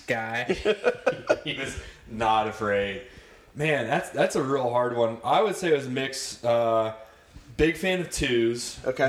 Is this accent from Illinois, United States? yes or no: no; Lewis Center, Ohio, United States; also born or lived in Cleveland, Ohio / Westerville, Ohio; from Ohio, Cleveland born. Uh, lived up there first few years of my life, and then uh, moved down to Westerville, Ohio, um, and then pretty much spent the rest of the time growing up Lewis Center area